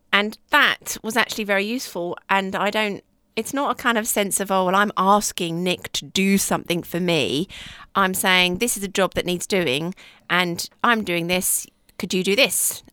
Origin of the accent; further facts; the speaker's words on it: United Kingdom; we're British